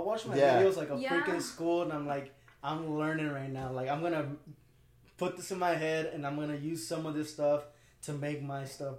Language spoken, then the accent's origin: English; Santa Barbara, California, United States; I was actually born and raised in Santa Barbara, dude.